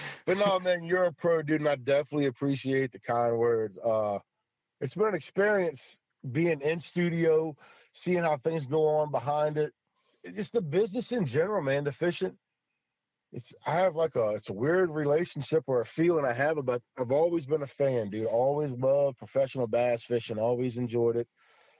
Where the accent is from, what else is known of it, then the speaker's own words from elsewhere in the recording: White Oak, Maryland, United States; I've got here in White Oak, it's a small little, like it's a commercial fisherman area where I grew up at on the Potomac River.